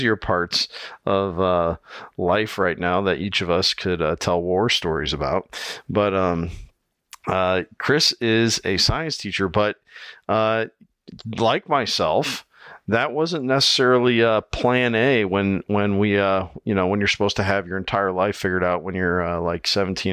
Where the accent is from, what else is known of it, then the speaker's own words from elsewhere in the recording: Iowa, United States; here in my home state of Iowa